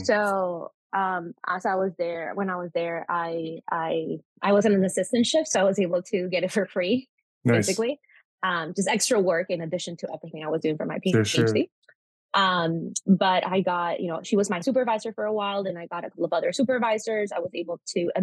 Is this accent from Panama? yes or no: yes; Panama; first language Spanish; English is a second language; moved away as an adult; also born or lived in Florida, United States / Pennsylvania, United States; now in United States; I am Panamanian, like I previously mentioned, because I was born in Panama. Spanish is my first language